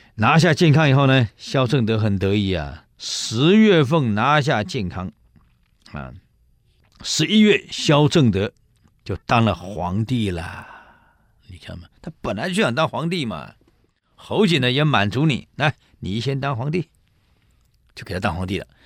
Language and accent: Chinese; Taiwan; 里面有很多我们台湾人呢